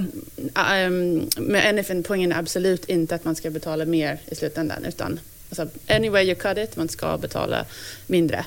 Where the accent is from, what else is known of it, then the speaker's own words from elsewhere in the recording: United States; now in Sweden; jag som amerikan